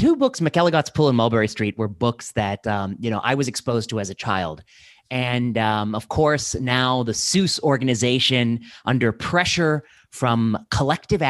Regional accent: India; I'm Indian

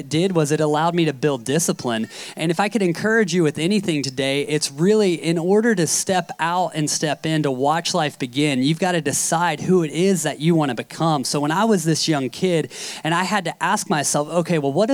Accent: Carlsbad, California, United States; I'm from Carlsbad, so it's about a two-hour drive west

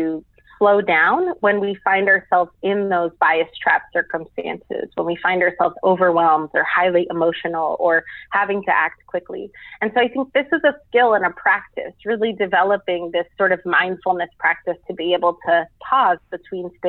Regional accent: New York, United States; I'm a first generation American. I'm a New Yorker

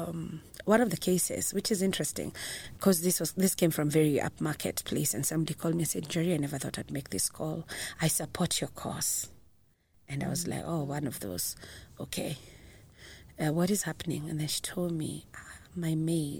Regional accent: Kenya

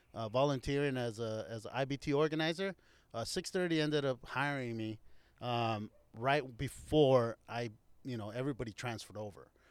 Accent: Anaheim, California, United States; also born or lived in Santa Ana, California; I grew up here. I, I am from Orange County

